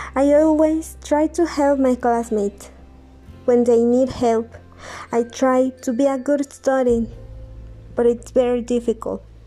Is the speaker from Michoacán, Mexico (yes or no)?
no; State of Mexico, Mexico; English is a second language; I was born in Mexico City. I lived there for one year. Later, my parents decided to move to Mexico State, where we live now.